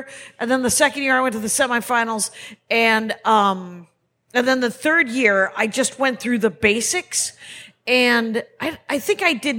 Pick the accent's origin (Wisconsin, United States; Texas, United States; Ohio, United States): Wisconsin, United States; Turns out I'm from Wisconsin.